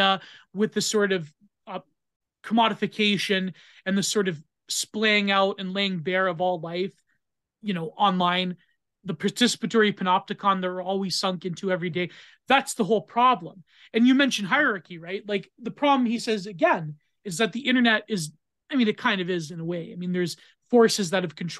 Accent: Canada; I'm Canadian

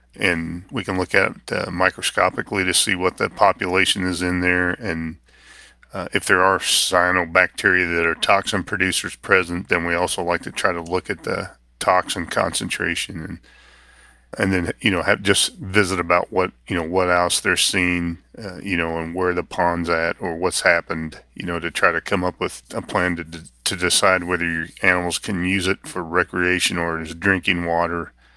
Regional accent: Northeast Kansas, United States; moved away as an adult; also born or lived in Iowa; I grew up in Northeast Kansas, around veterinary medicine

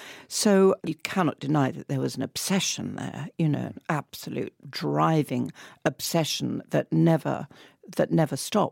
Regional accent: Southend-on-Sea, East of England, United Kingdom; You know, in my hometown, my wonderful hometown of Southend-on-Sea, we used to have a little fun fair.

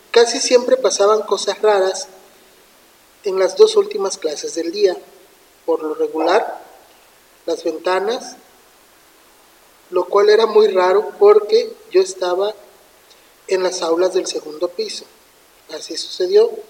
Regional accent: Zapopan, Jalisco, Mexico; Hace aproximadamente 11 años, cuando yo estudiaba la secundaria, yo soy de Zapopan, Jalisco.

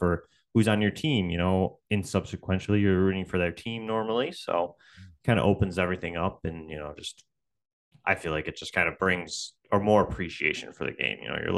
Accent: Buffalo, New York, United States; I grew up in Buffalo, so for us, that's kind of, you know, second nature to be a football fan here

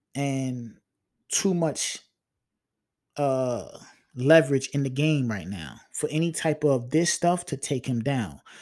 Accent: Long Island, New York, United States; I'm from L I, man. And, and I represent that.

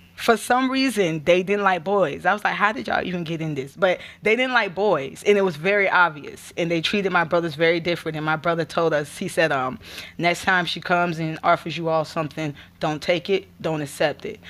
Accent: Gainesville, Florida, United States; also born or lived in Alachua, Florida; I'm originally from Gainesville, uh, Alachua, Florida. I like to say both, 'cause I do, I do claim both of them as my home

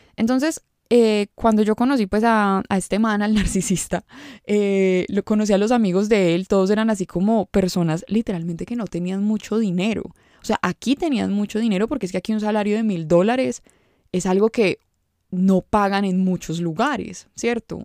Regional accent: Medellín, Antioquia, Colombia; yo no puedo decir que soy de Medellín

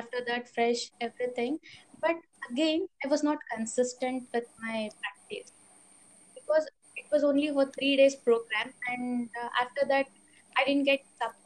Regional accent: Bangalore, Karnataka, India; I'm from Bangalore only

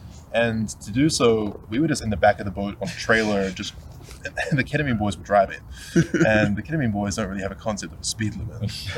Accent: New Zealand; Now, I'm from New Zealand.

